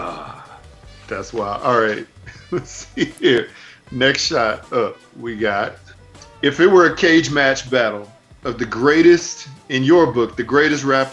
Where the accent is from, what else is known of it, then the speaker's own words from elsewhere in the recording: Houston, Texas, United States; I am from Houston